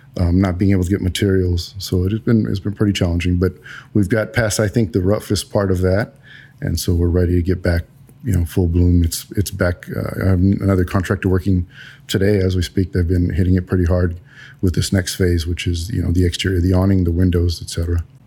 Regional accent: San Antonio, Texas, United States; also born or lived in Germany; I was born and raised in San Antonio.

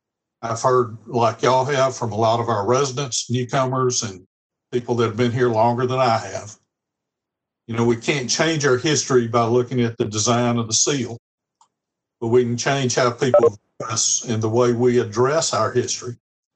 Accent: Mississippi, United States; now in Williamson County, Tennessee, United States; My home state, Mississippi

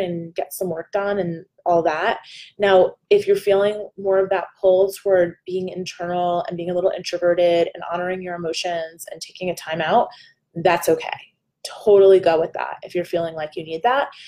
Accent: New Jersey, United States; I'm a girl from New Jersey

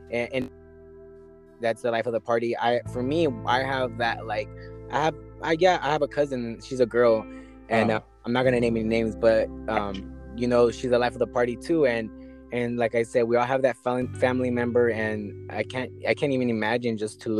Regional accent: Los Angeles, California, United States; I'm from L.A.

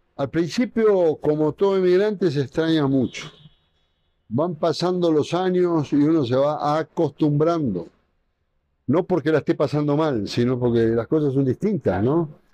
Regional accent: Argentina; moved away as an adult; now in Quito, Ecuador; Yo soy este, amante del fútbol, como la gran mayoría de los argentinos

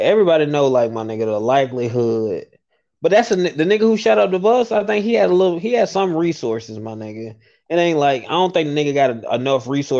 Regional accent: Birmingham, Alabama, United States; moved away as an adult; now in Atlanta, United States; I'm from Birmingham, bro.

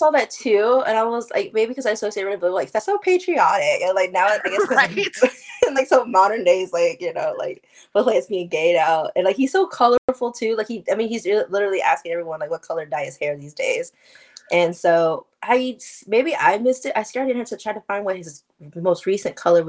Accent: Oklahoma, United States; I'm from Oklahoma

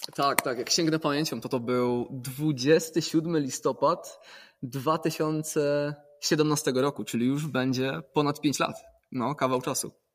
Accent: Poland; pochodzę z gór

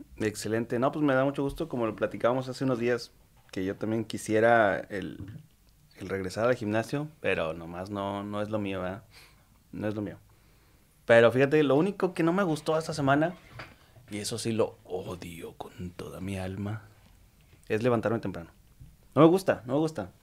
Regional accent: Mexico; como mexicanos

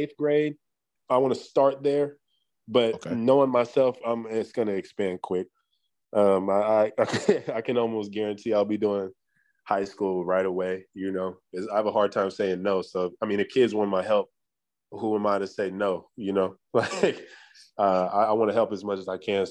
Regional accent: Sacramento, California, United States; I'm born and raised in Sacramento

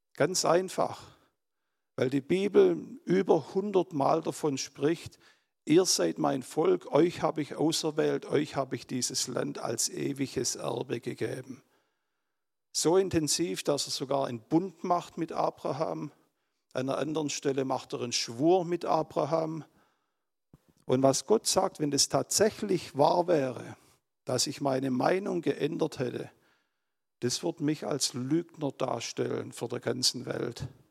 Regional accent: Germany; als Deutsche

